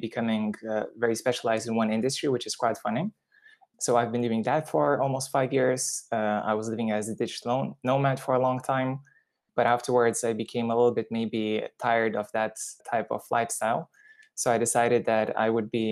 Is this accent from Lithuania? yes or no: yes; Lithuania; moved away as an adult; also born or lived in United Kingdom / India; I am originally from Lithuania and I went to study to the UK mathematics and economics